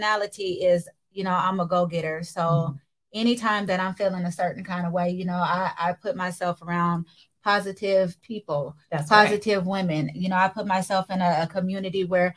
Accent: Seattle, Washington, United States; I'm from Seattle, Washington, born and raised in the 206.

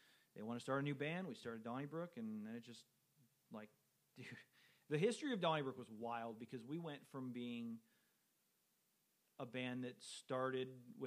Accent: Whittier, California, United States; also born or lived in Boston; I'm from Southern California

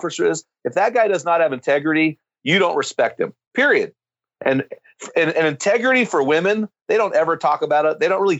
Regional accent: United States; I'm an American

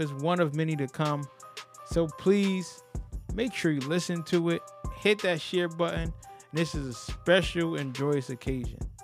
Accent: New Haven, Connecticut, United States; growing up in New Haven

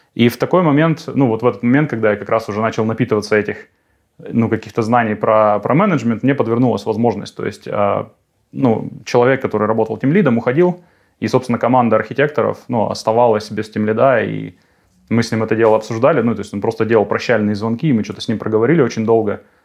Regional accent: Krasnoyarsk, Krasnoyarsk Krai, Russia; moved away as an adult; now in Germany; в родном городе, в Сибири, в Красноярске, откуда я, собственно, родом

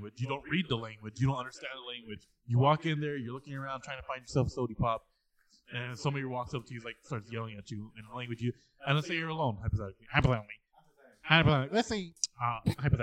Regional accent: United States; I'm an American

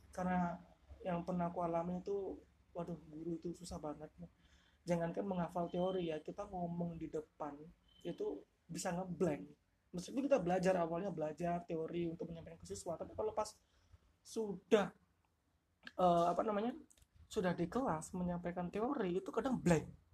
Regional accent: Bali, Indonesia; moved away as an adult; also born or lived in Banyuwangi, East Java; now in Malang, Indonesia; meskipun aku lahirnya di Banyuwangi, itu tinggalku di Bali. Jadi aku jadi, eh, dari S, S D sampai S M A itu aku di Bali, domisilinya di Bali

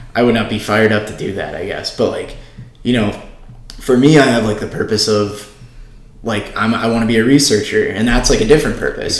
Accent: Oshkosh, Wisconsin, United States; I'm from Oshkosh. I I went to the same high school, pretty much the same kids throughout you know the, the my whole life

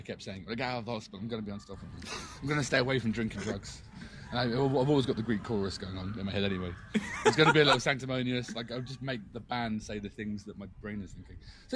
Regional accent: Bournemouth, South West England, United Kingdom; also born or lived in South London; I'm from Bournemouth, south of England, but we're part of that South London scene for a long time

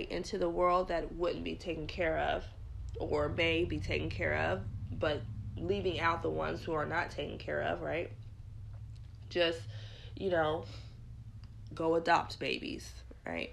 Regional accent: United States; I'm just an American because this is where I was born

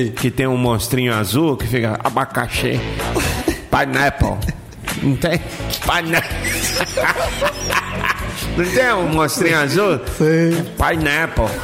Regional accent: Goiás, Brazil; porque eu sou de Goiás e lá em Goiás nós não tem costume de ficar comendo igual vocês comem rabo de jacaré aqui, né?

